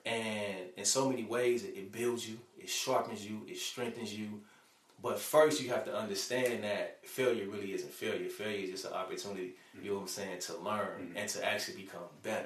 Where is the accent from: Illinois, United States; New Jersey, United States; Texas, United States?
Illinois, United States; Chicago; moved away as an adult; now in Alabama, United States; when I was growing up in Chicago, man, I grew up in the ghetto